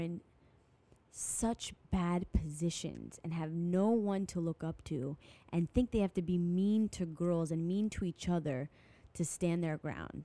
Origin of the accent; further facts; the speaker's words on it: France; I'm from France